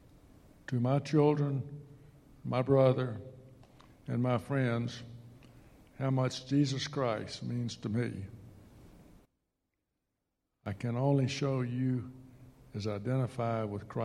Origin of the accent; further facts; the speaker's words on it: Tallahassee, Florida, United States; I grew up in Tallahassee